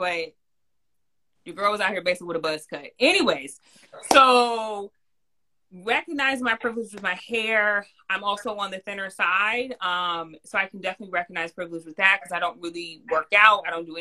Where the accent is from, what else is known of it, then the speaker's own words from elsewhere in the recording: California, United States; moved away; also born or lived in New York; I grew up in California, loved the sun, was always in the sun.